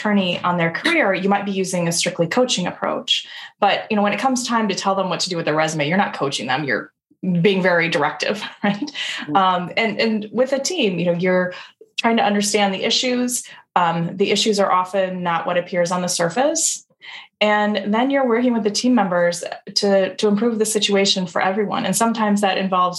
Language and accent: English; Ames, Iowa, United States; moved away as an adult; also born or lived in Chicago; I grew up in Ames, Iowa